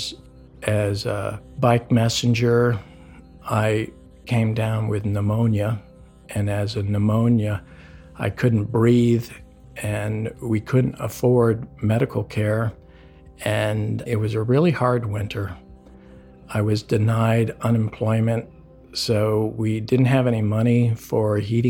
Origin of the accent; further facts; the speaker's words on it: United States; I'm American